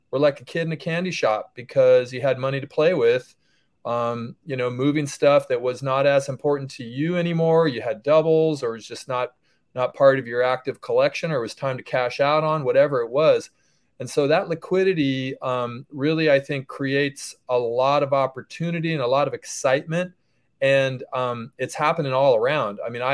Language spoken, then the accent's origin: English; Northern California, United States; I'm from NorCal